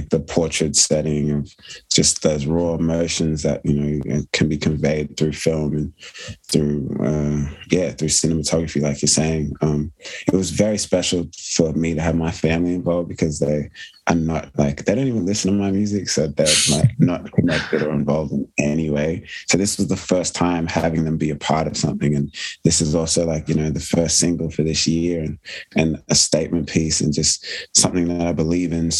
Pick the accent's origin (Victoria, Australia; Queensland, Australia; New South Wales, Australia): New South Wales, Australia; Sydney; the area I grew up in Sydney, in Blacktown